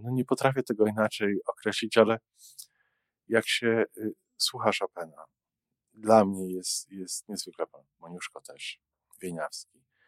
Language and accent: Polish; Poland; now in Canada; jestem z Polski